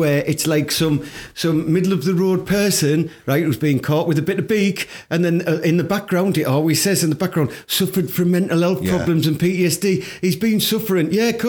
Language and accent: English; Teesside, North East England, United Kingdom; I am from Teesside